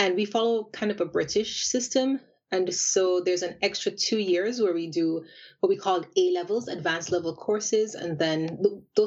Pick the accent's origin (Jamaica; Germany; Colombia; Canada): Jamaica; Kingston; moved away as an adult; also born or lived in France; now in Japan; So I'm from Jamaica, and I'm from the capital, Kingston, and I did all of my schooling in Jamaica from primary school all the way up to university.